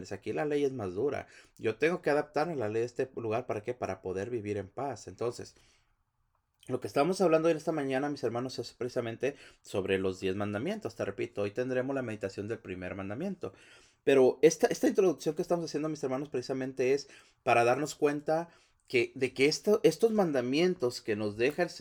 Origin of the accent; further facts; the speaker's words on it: Mexico; now in United States; Estados Unidos, mis hermanos, venimos de, un país que, que, no es el nuestro, es un país, la mayoría venimos de México, toda la gente que viene.